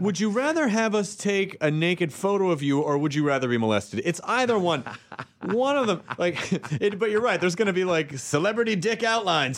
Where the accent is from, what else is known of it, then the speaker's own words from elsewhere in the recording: Memphis, Tennessee, United States; I grew up in Memphis